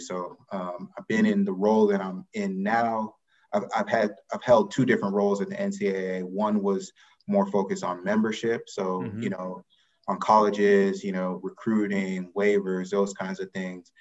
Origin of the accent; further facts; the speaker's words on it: Atlanta, Georgia, United States; I grew up in Atlanta, Georgia